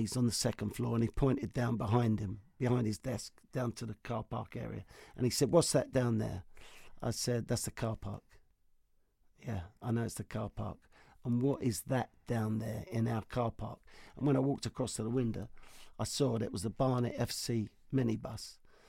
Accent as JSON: {"language": "English", "country": "Australia", "said": "Hadn't won anything. And Aussie manager, me as ass"}